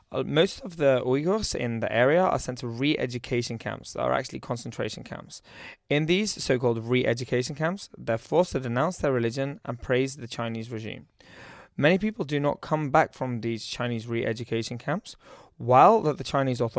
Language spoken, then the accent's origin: English; United Kingdom; moved away as an adult; also born or lived in Shenzhen, China; I'm from the United Kingdom.